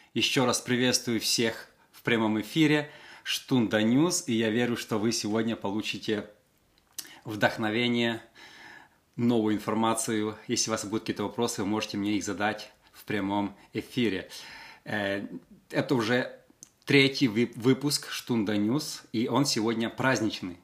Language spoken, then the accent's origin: Russian; Western Ukraine, Ukraine; я родился в Западной Украине, мы пели колядки